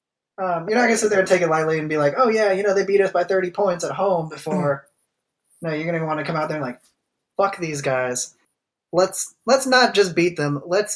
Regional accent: Philippines; See, I'm Filipino.

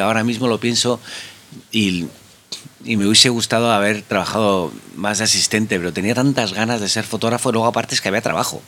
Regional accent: Madrid, Community of Madrid, Spain; yo soy madrileño, eh, he nacido aquí

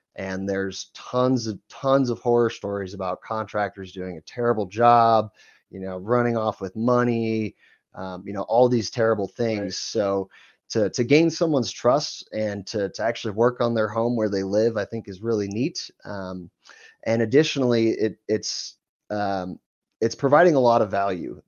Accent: Ohio, United States; moved away as an adult; now in Denver, United States; I grew up in Ohio

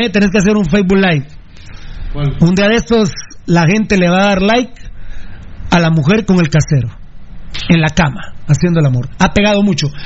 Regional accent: Guatemala; Soy un, verdaderamente un guatemalteco orgulloso.

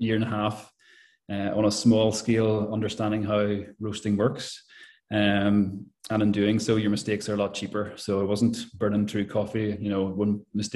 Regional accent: Belfast, Northern Ireland, United Kingdom; moved away as an adult; also born or lived in Letterkenny; I'm originally from Belfast

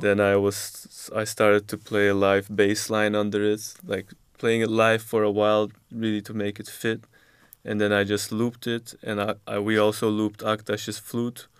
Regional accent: Istanbul, Turkey; moved away as an adult; also born or lived in Belgium / Amsterdam, Netherlands; now in Netherlands; My dad's Dutch, but I grew up in Istanbul. But I was also born in Belgium, actually.

